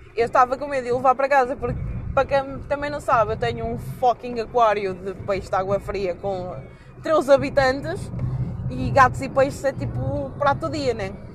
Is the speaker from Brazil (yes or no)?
no; Coimbra, Centro, Portugal; eu não sou de viseu eu sou de Coimbra mesmo.